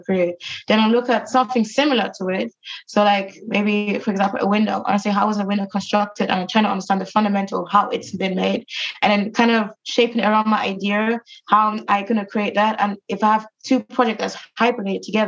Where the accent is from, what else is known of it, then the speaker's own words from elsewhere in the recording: Germany; now in London, United Kingdom; I come from Germany and I come from from the countryside, and it was just full of like nature